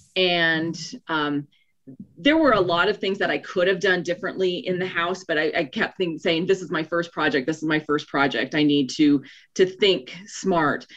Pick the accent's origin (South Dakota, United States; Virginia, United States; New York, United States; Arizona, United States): South Dakota, United States; moved away as an adult; also born or lived in Minnesota; now in Colorado, United States; I was born in north dakota grew up in south dakota went to school in minnesota but desired to live in colorado so ended up here